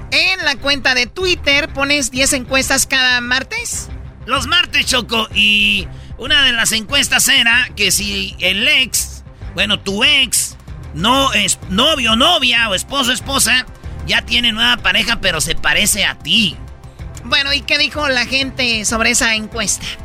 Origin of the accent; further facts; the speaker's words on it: Michoacán, Mexico; como soy pues de Michoacán, nosotros no creas que nomás damos aguacates también.